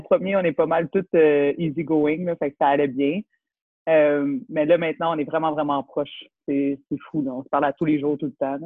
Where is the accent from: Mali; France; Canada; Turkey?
Canada; Laval, Quebec; Born and raised in Laval.